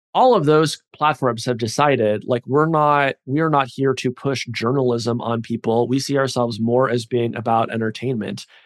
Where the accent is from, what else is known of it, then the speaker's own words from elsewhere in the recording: United States; I'm an American